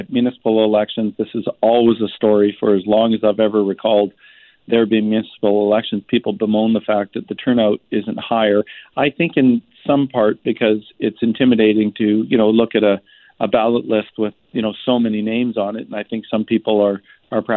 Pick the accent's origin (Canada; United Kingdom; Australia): Canada; Vancouver, British Columbia; I was born and raised in Vancouver